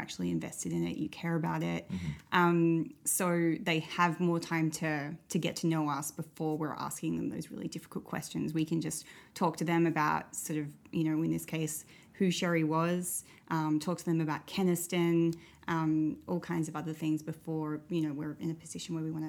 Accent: Australia; moved away as an adult; now in Saskatoon, Canada; I'm from Australia.

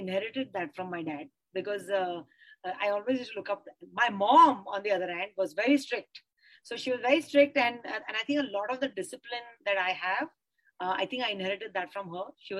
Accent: Mumbai, Maharashtra, India; I grew up in Bombay. So, you know, Bombay is in my blood.

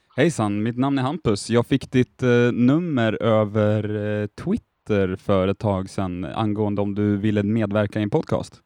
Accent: Härnösand, Västernorrland County, Sweden; also born or lived in Sundsvall; jag är från Härnösand, sedermera Sundsvall, några mil från Östersund

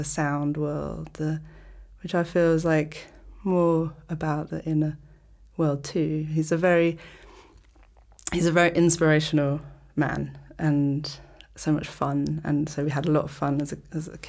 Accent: London, United Kingdom; moved away as an adult; now in Malta; I grew up in London, and my mother is from Malta, my father's from North America, from New York

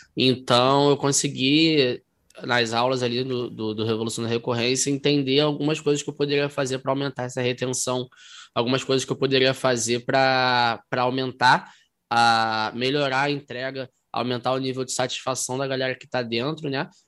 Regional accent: Rio de Janeiro, Brazil; eu sou aqui do Rio, é, do Rio de Janeiro, tenho 26 anos

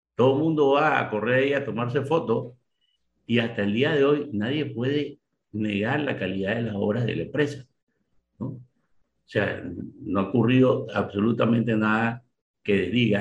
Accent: Panama; yo soy ciudadano panameño y pago mis impuestos

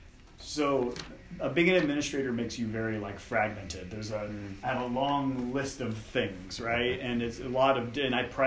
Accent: Madera, California, United States; grew up on a farm, in a small farm in a town called Madera, which is just north of Fresno.

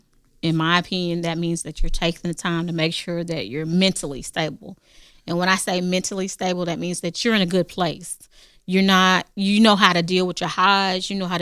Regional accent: Paris, Texas, United States; I'm from Paris, Texas.

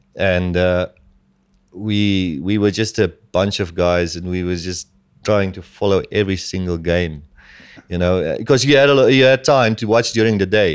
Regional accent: Namibia

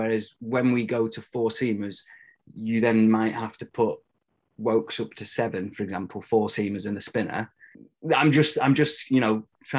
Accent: Lancashire, North West England, United Kingdom; I am from Lancashire

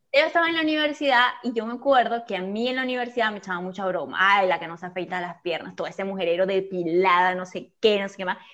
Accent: Venezuela; la cigüeña me lanzó aquí, ¡pam! Venezuela

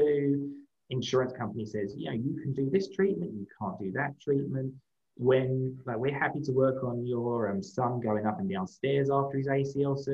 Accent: London, United Kingdom; moved away as an adult; now in United States; I grew up in London, England. City boy

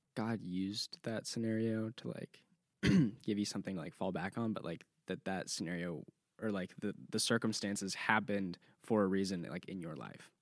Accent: California, United States; moved away as an adult; now in Clemson, United States; I'm from California

